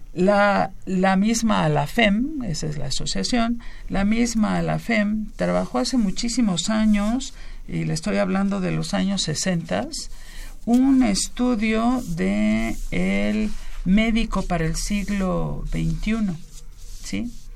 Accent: Mexico; somos mexicanos

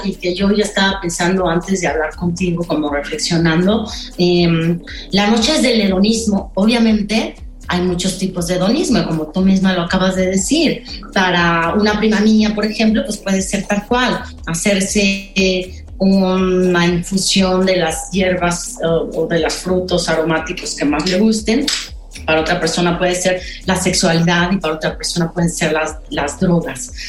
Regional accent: Pachuca, Hidalgo, Mexico; moved away; yo crecí, eh, o bueno, tuve mi adolescencia en Pachuca

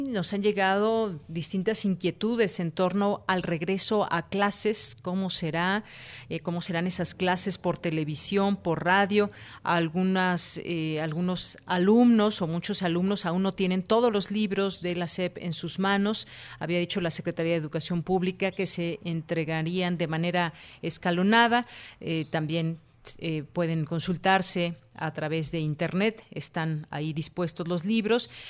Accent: Mexico

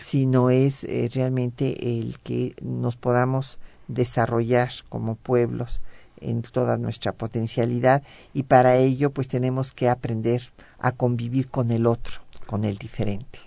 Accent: Mexico

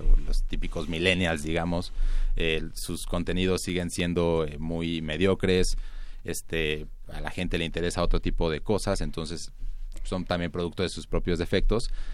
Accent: Mexico

